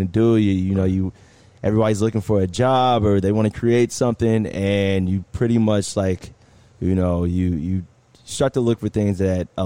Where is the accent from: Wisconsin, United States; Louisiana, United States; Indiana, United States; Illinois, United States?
Indiana, United States; Indianapolis; now in Miami, United States; I'm originally from Indianapolis